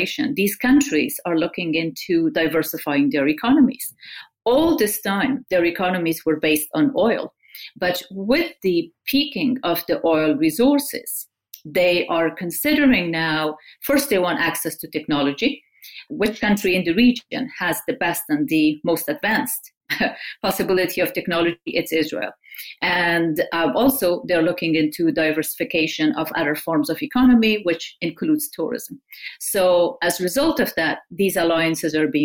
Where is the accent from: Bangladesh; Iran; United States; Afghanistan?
Afghanistan; Kabul; I grew up in Kabul in Afghanistan during the Soviet invasion.